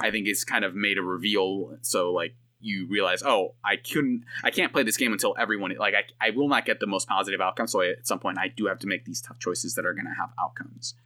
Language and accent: English; Bay Area, California, United States; I'm from the Bay Area